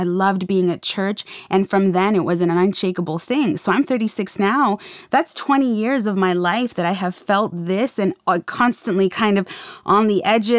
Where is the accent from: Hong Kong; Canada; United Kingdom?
Canada; Saskatoon, Saskatchewan; I grew up in Saskatoon, Saskatchewan.